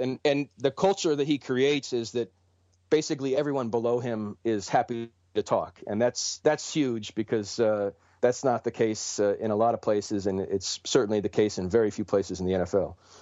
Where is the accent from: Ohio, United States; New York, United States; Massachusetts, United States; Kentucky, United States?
Ohio, United States; Cleveland; moved away as an adult; now in Detroit, United States; Cleveland, which is my hometown and where I'm from